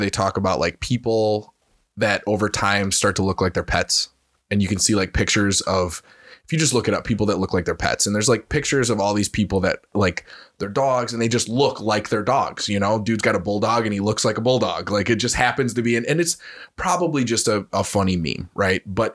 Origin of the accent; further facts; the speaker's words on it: United States; We as the American people